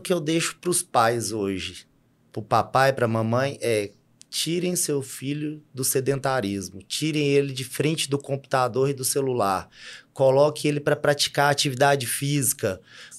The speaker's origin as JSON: {"language": "Portuguese", "town": "Sete Lagoas", "region": "Minas Gerais", "country": "Brazil", "tie": "born or raised there", "moved": "as an adult", "lives_now": "Unaí, Brazil", "said": "eu nasci em Sete Lagoas, cresci num bairro de média, baixa classe."}